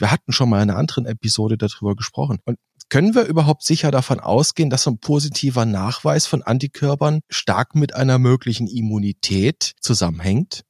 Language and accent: German; Germany; Bei uns in Deutschland